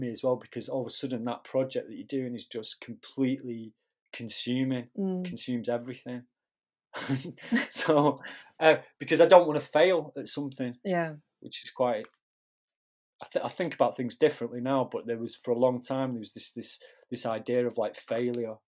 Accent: Manchester, North West England, United Kingdom; moved away as an adult; also born or lived in Newcastle; I'm from Manchester originally

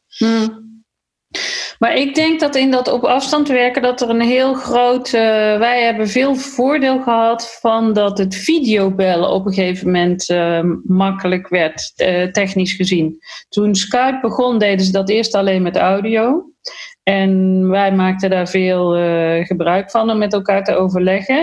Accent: Netherlands; ik ben een Nederlander.

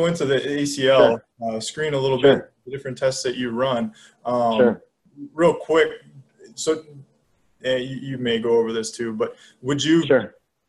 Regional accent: Michigan, United States; I'm from Michigan

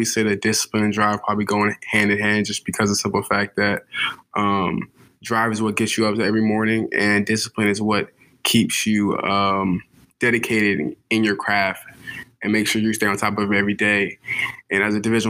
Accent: Atlanta, Georgia, United States; moved away as an adult; I'm originally from Atlanta, Georgia. I went to a high school called Peach Ridge, stationed in Gwinnett County

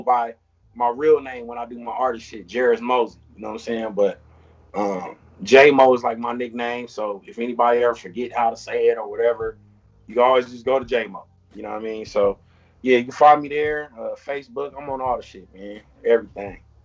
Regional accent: Long Beach, California, United States; growing up in Long Beach

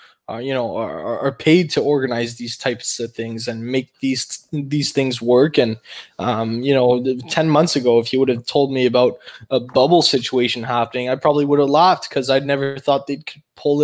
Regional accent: Canada; As a Canadian

